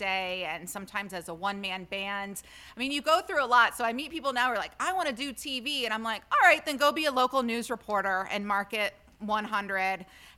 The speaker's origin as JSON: {"language": "English", "region": "Ohio", "country": "United States", "also_born_or_lived": "Pennsylvania / Los Angeles / Chicago", "moved": "yes", "said": "I'm from Ohio, so I know cold."}